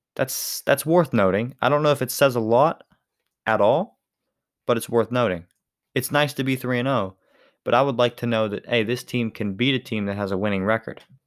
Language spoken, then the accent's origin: English; Western Pennsylvania, United States; I'm from Western Pennsylvania